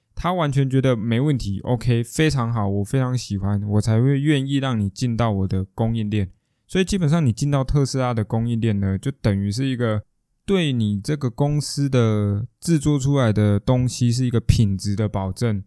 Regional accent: Taiwan; 我们台湾人不会那么地讲究生活，享受生活这件事情

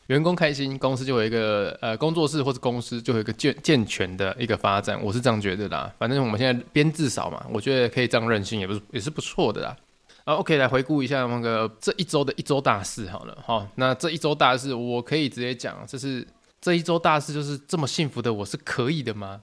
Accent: Tainan, Taiwan; 我是台南人

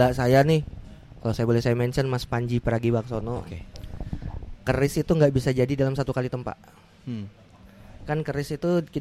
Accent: Samarinda, East Kalimantan, Indonesia; now in Malang, Indonesia; kayak saya asli Samarinda, merantaunya ke Malang.

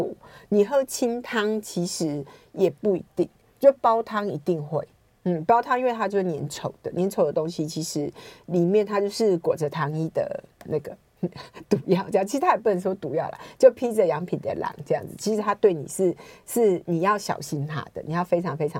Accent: Taichung, Taiwan; 台中，我台中人呢。

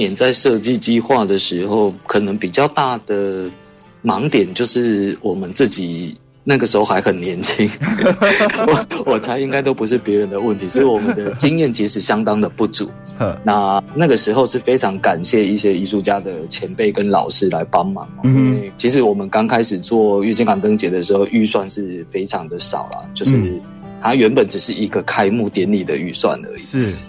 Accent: Tainan, Taiwan; 我们自己就是台南人

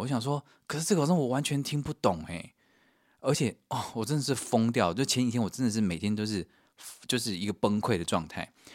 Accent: Taiwan; 我是从台湾来的啊

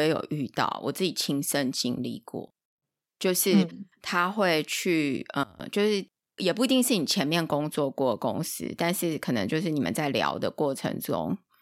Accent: Taiwan; 我们是台湾来的

